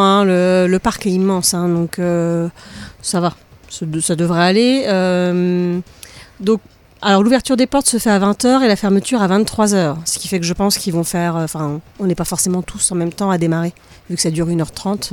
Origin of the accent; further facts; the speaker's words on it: France; chez nous, en France